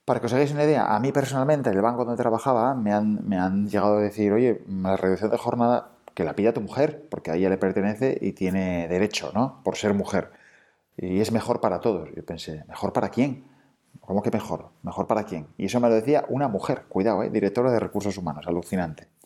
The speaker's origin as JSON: {"language": "Spanish", "town": "Oviedo", "region": "Asturias", "country": "Spain", "said": "Pues en Capotinas hacemos ropa de bebé hecha a mano, en Asturias, porque somos de Asturias, de Oviedo."}